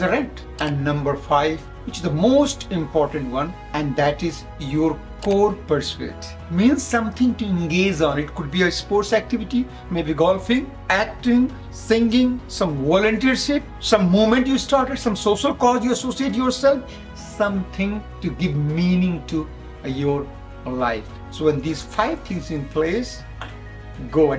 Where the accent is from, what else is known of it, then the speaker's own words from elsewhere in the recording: India; I come from India